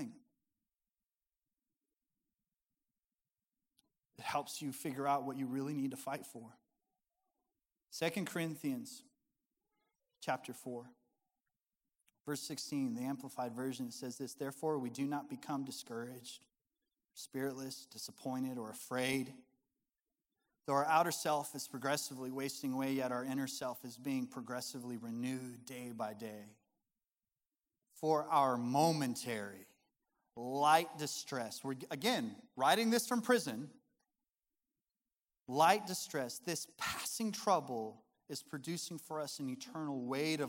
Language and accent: English; Colorado, United States; moved away as an adult; now in Arkansas, United States; I was born and raised in Colorado